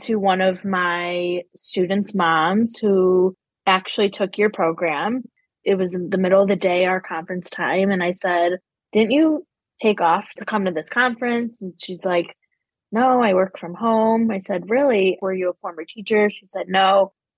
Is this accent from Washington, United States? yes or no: no; Chicago, Illinois, United States; I am from Chicago, the northern suburbs